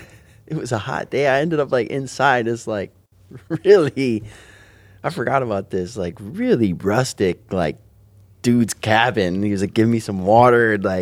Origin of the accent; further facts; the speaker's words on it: United States; I'm from United States.